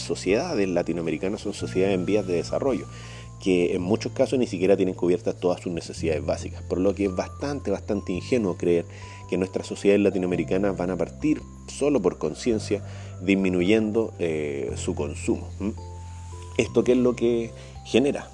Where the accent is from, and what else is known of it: Chile; now in Peru